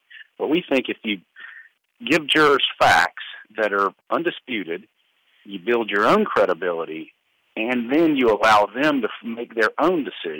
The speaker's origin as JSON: {"language": "English", "region": "Southern", "country": "United States", "accent": "Southern", "said": "I haven't noticed my Southern accent helping very much in influence in any aspect of my life."}